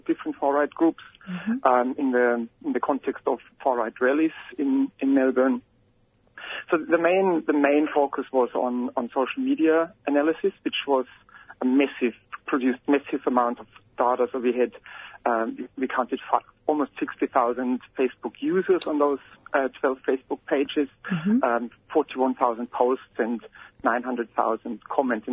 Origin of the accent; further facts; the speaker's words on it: Germany; moved away as an adult; now in Australia; I'm from Germany, so when I arrived in Australia 8 or 9 years ago